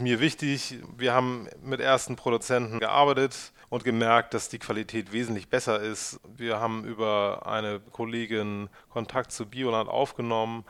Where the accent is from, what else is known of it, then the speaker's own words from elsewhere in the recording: Northern Germany, Germany; also born or lived in Munich / Hamburg; now in Uetersen, Germany; ich als Norddeutscher